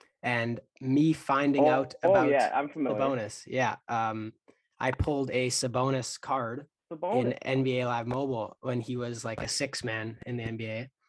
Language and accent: English; Manitoba, Canada; So, me being from Manitoba, there's not a lot of Pacers fans in, my city or province, really.